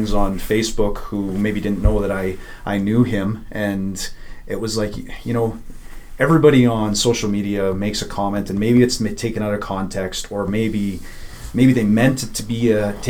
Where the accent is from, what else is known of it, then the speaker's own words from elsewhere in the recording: Spruce Grove, Alberta, Canada; also born or lived in Edmonton, Alberta; I'm a Spruce Grove guy, so I went to the same high school